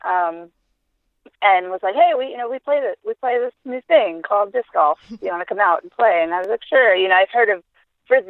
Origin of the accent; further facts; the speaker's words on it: New York, United States; moved away; also born or lived in Loveland, Colorado; I'm originally from New York